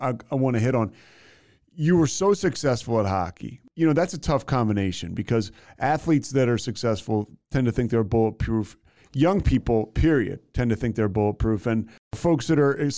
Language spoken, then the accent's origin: English; Philadelphia, Pennsylvania, United States; I'm from Philadelphia